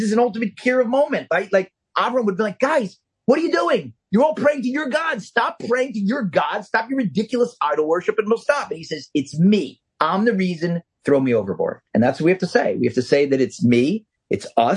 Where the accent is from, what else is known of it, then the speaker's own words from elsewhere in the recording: Philadelphia, Pennsylvania, United States; I'm from Philly